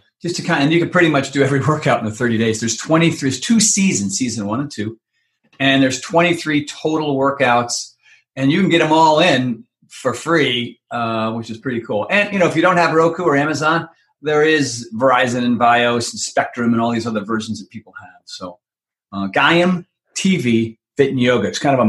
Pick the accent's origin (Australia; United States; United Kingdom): United States; Minneapolis, Minnesota; accent: Minneapolis; Anyway, so there's my Minneapolis accent.